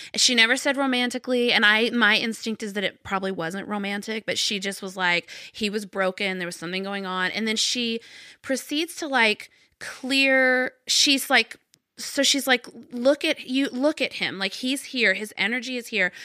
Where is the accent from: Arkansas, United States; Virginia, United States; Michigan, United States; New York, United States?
Arkansas, United States; I grew up in Arkansas